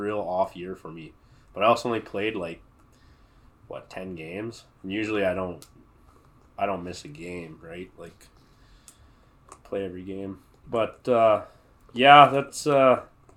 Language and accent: English; Brenbury, Saskatchewan, Canada; from Brenbury, originally.